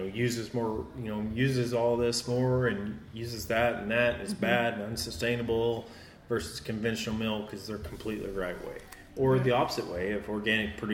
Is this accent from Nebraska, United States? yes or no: no; Arkansas, United States; Growing up in Arkansas